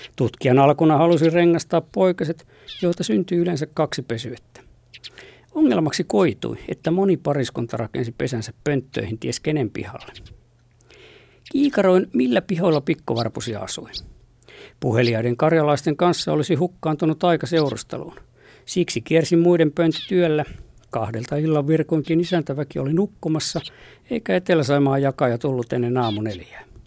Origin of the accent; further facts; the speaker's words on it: Lappeenranta, South Karelia, Finland; koulupaikkakuntani Lauritsalan